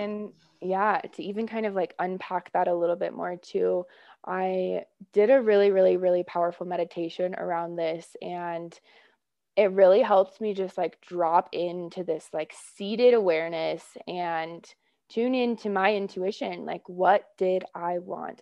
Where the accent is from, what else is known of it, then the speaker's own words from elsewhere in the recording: Oakland, California, United States; moved away; It was really tempting to move back to where I grew up in Oakland Hills. into the Bay Area